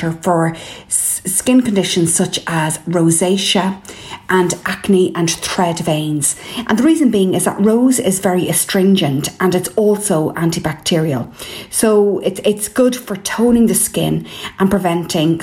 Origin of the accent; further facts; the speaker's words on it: Ireland; I'm …